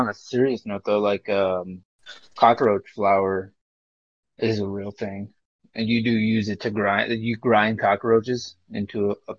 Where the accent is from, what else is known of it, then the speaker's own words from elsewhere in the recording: Wisconsin, United States; I'm not Italian. What? I'm from Wisconsin.